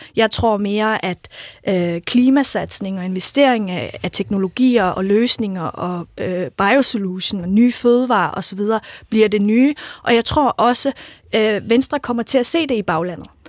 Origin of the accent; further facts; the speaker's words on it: Jutland, Denmark; jeg kommer selv fra Jylland